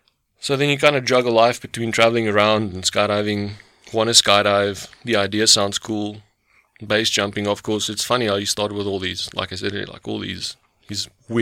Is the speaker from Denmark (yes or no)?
no; South Africa; And I was like, well, yeah, from South Africa, blah, blah, blah.